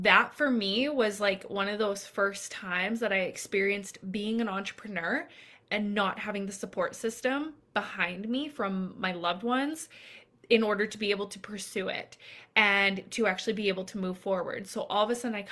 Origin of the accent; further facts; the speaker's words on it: Canada; I'm Canadian